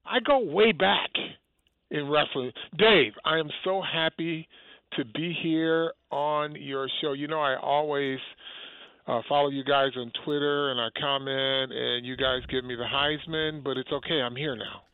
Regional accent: Detroit, Michigan, United States; growing up, it was Detroit Lions because I was from Detroit

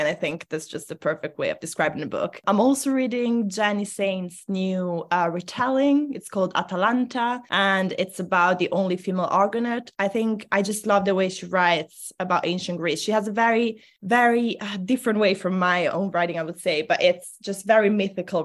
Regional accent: Italy; first language Italian; English is a second language; moved away as an adult; now in England; I grew up in Italy

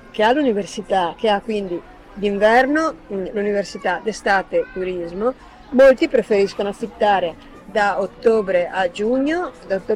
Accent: Milan, Lombardy, Italy; also born or lived in Venice; now in Veneto, Italy; E come sono nata a Venezia sono cresciuta a Milano.

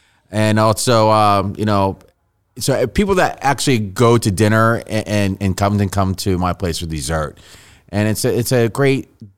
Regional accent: New York, United States; now in Cincinnati, United States; I'm from New York, New York Italians.

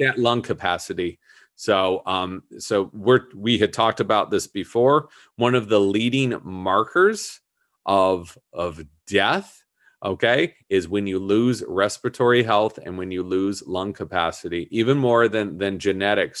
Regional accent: Southern California, United States; I grew up in Southern California, so we were just down there all the time

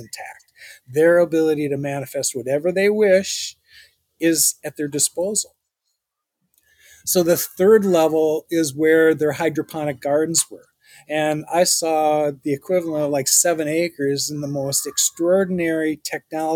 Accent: St. Paul, Minnesota, United States; I'm an American and I grew up in St. Paul. So yes, I'm a St. Paulite

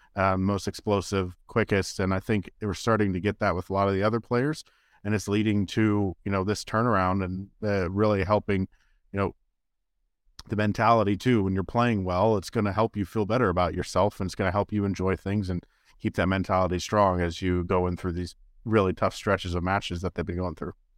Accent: Bay Area, California, United States; now in Kansas City, United States; I grew up in Bay Area

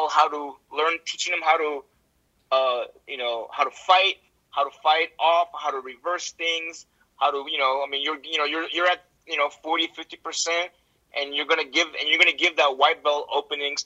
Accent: United States; I'm an American

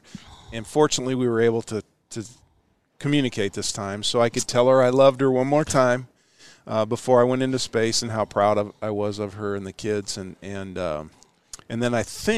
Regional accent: Ashland, United States; when we were growing up in Ashland

